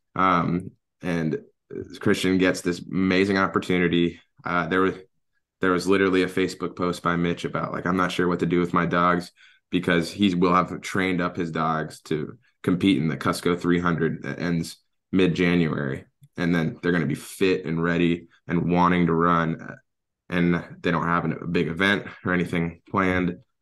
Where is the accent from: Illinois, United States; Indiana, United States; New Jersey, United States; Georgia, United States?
Georgia, United States; Atlanta; moved away as an adult; now in Alaska, United States; having been born and raised in Atlanta